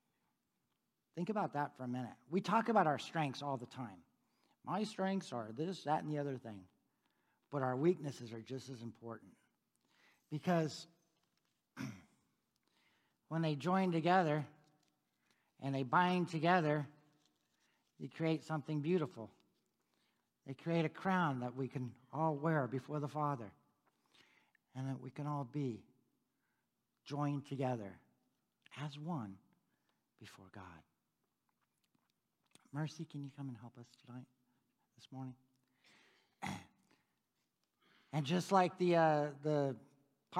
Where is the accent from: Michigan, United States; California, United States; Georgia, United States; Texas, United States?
California, United States; San Diego; now in Topeka, United States; I was born in San Diego.